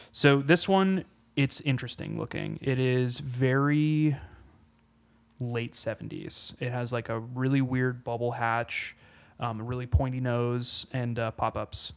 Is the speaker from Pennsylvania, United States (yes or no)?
yes; Pennsylvania, United States; moved away; go home back to Pennsylvania